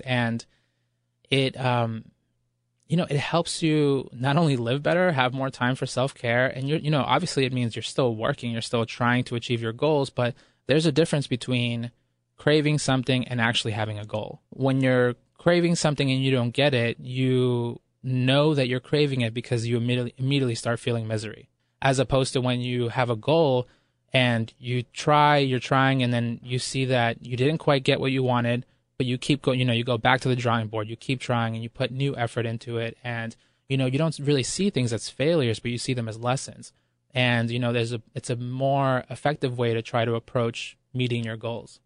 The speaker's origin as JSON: {"language": "English", "country": "Ecuador", "tie": "born or raised there", "moved": "yes", "said": "I was born in Ecuador, and the word pueblo there, it refers to, you know, the masses of impoverished people, and, and that, those are really my roots"}